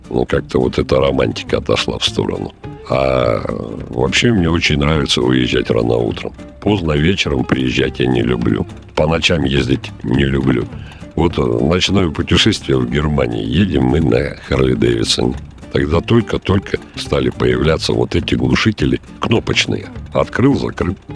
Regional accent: Siberia, Russia; я вот говорю всегда вот этим европейским полицейским, что я с Сибири. Когда он говорит, так там же холодно

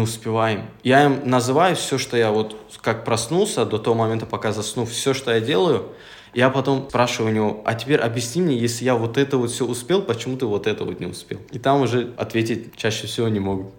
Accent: Makhachkala, Dagestan, Russia; also born or lived in Gumi, Laksky District (ancestral village); я именно из Махачкалы. Я родился, живу в Махачкале, но родом как бы я с этого села

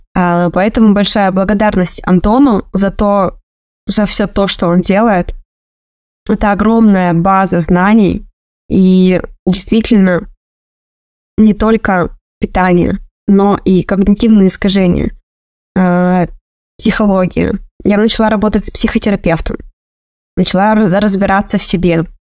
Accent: Republic of Karelia, Russia; Я из Карелии

